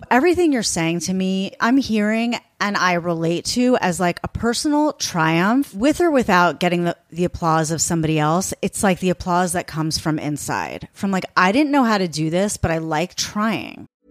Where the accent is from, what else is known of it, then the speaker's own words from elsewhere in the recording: East Coast, United States; now in Los Angeles, United States; I'm from the East Coast, so I say Mos